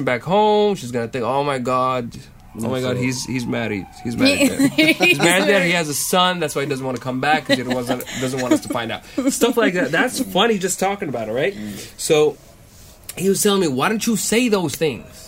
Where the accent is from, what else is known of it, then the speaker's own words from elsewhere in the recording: Saudi Arabia; moved away as an adult; also born or lived in Austin, Texas; I'm a student at UT Austin Geophysics Department from Saudi Arabia